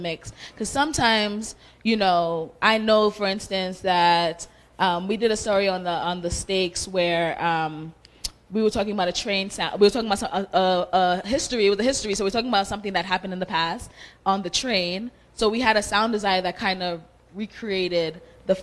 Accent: United States; also born or lived in Sierra Leone; I grew up in America all my life

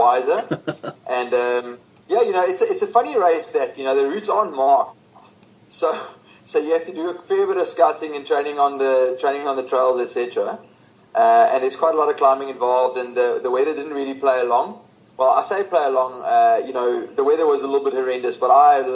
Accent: Stellenbosch, Western Cape, South Africa; growing up in Stellenbosch

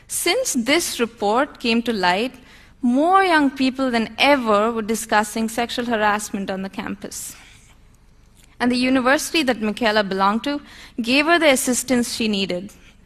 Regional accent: India; As an Indian

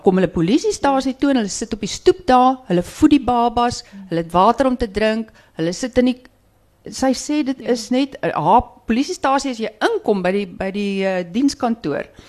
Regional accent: Stellenbosch, Western Cape, South Africa; ek kom van Stellenbosch

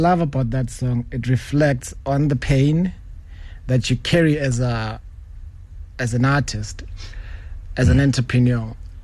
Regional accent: Soweto, Gauteng, South Africa; We come from Soweto

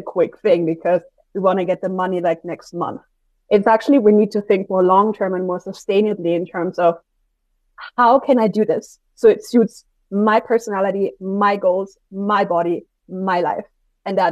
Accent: Austria; I'm from Austria

